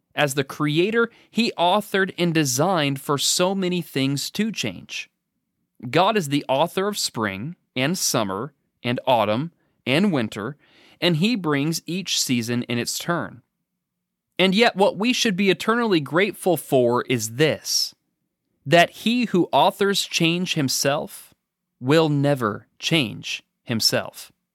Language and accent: English; the Northwest, Pacific Northwest, United States; now in Danville, Kentucky, United States; I was raised in the Northwest.